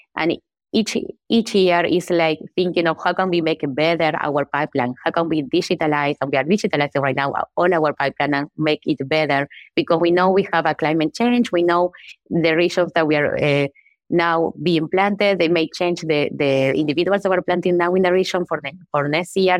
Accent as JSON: {"language": "English", "country": "Uruguay", "tie": "born or raised there", "moved": "as an adult", "said": "I am from Uruguay. I was born there and grew up, and I did my undergraduate there"}